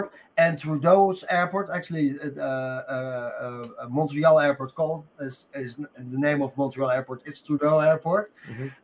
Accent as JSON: {"language": "English", "country": "Netherlands", "said": "I'm from Holland"}